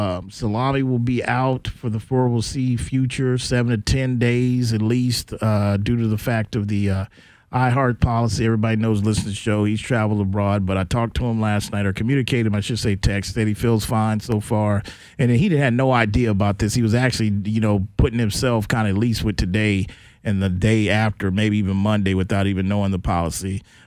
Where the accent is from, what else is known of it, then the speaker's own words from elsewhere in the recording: San Antonio, Texas, United States; I'm from San Antonio.